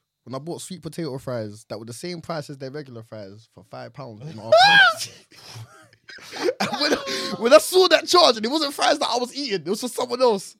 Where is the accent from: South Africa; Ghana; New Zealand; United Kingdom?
United Kingdom; born there; Please don't deport me, man. I was born here.